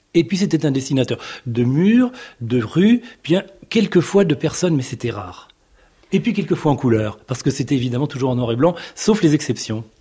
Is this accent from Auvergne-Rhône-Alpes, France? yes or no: no; Bourges, Centre-Val de Loire, France; Quand j'étais petit, j'étais à Bourges.